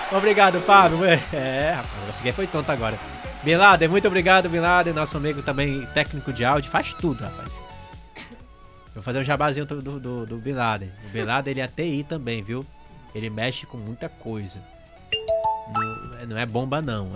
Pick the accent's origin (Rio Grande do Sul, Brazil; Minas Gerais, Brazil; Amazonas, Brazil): Amazonas, Brazil; Eu sou amazonense